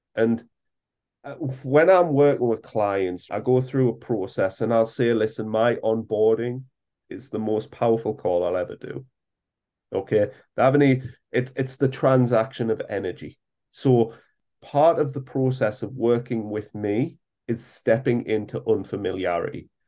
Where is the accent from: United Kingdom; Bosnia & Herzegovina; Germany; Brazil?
United Kingdom; England; as us British all